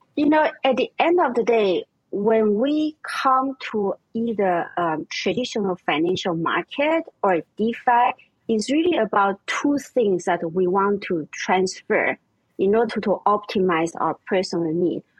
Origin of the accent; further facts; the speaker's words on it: Vienna, Austria; English is a second language; moved away; also born or lived in Taiwan; I was born in Taiwan and I grew up in Vienna, Austria